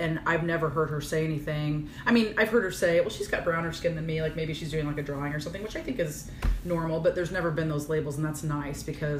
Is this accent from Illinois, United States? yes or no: yes; Virginia, Illinois, United States; moved away; I was raised in Virginia, Illinois, so teeny tiny, whatever. And my parents were always, in my opinion, for a small town, very open-minded. Mm-hmm. And I was raised on a farm